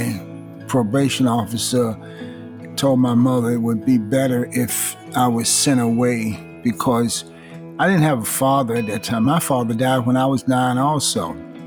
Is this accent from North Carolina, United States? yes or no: yes; Greensboro, North Carolina, United States; moved away; also born or lived in Washington, D.C.; I grew up in Greensboro, North Carolina, and Washington, D.C.